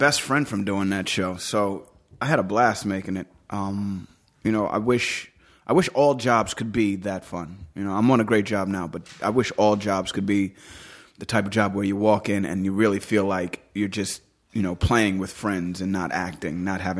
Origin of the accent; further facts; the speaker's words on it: New York, United States; I did a bunch of guest spots on shows in New York. I grew up in New York, so.